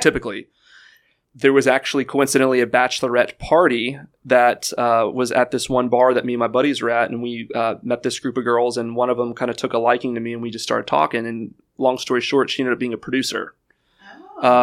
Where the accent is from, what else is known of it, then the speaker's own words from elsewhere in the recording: Houston, Texas, United States; growing up in Houston